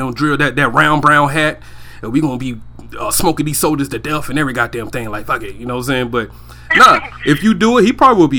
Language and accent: English; Georgia, United States; I'm from Georgia and everything, right? In the deep mm-hmm. South, right?